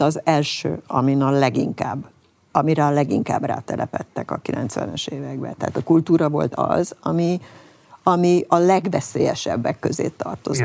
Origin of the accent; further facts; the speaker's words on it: Hungary; mi nem franciák vagyunk